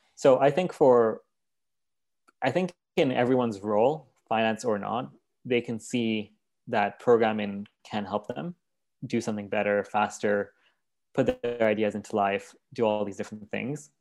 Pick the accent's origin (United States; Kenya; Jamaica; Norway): Kenya; moved away; also born or lived in Vancouver, Canada; I was born in Vancouver, but raised in Kenya